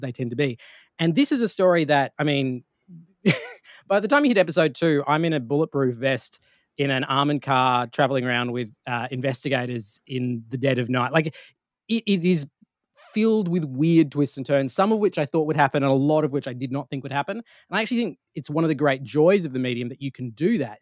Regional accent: Australia; being an Australian in the US

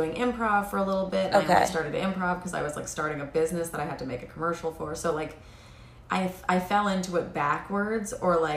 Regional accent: New York City, New York, United States; I'm from New York City. I only left for college and then came right back

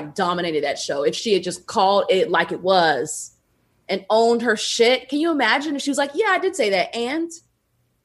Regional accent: the South, United States; I'm from the South

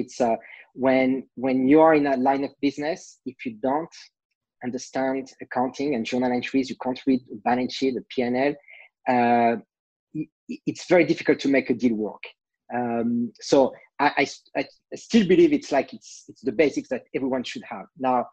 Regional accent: France; accent: French; English is a second language; moved away as an adult; now in United States; I'm French originally, can't hide my accent. I've been in the States for more than 20 years

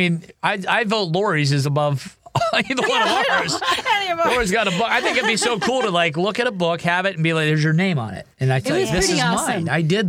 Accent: Ohio, United States; moved away; I grew up in Ohio

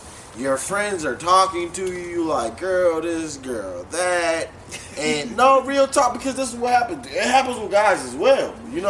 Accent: Charleston, United States; Hey, Jabos. I'm from Charleston.

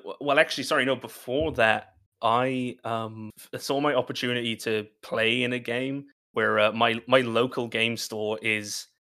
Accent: Ireland; I work in TTRPGs, like Brock said, writing, editing, streaming, DMing, and I'm from Ireland, but I don't really sound like it if there's any Irish listeners.

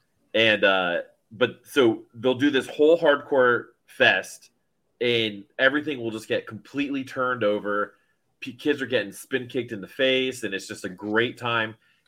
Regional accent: Miami, Florida, United States; cause I grew up in Miami during the Eulogy Records era.

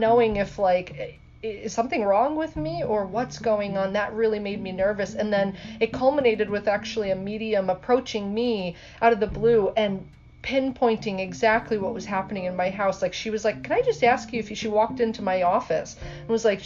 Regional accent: Clifton Park, New York, United States; I grew up in Clifton Park, so like the 518.

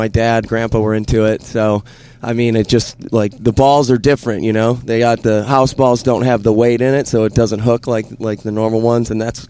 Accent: Southgate, Michigan, United States; moved away; also born or lived in Florida; No, I was born and raised in Downriver, Michigan.

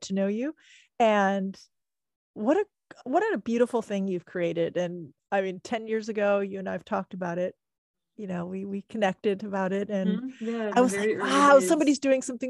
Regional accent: Germany; I'm German

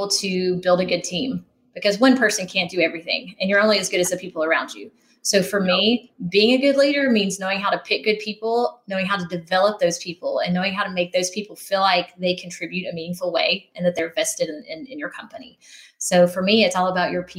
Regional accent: outside of Knoxville, Tennessee, United States; I grew up outside of Knoxville

